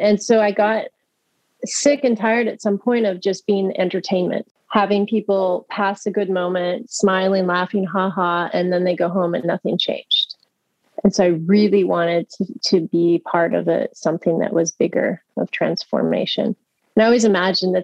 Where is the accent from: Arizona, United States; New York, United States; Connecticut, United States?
Arizona, United States; moved away as an adult; also born or lived in France; now in San Francisco, United States; I'm actually from Arizona, but I lived here when I was 19 before I went to Europe.